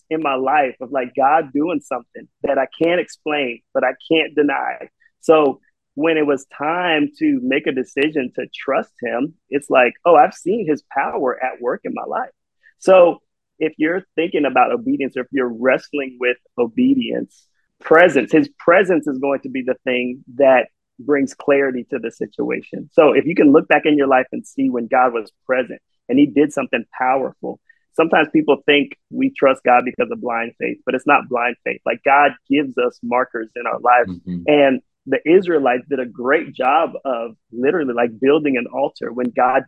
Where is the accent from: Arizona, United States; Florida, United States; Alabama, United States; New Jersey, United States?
Florida, United States; St. Petersburg; I'm from St. Petersburg, right? It's in Tampa Bay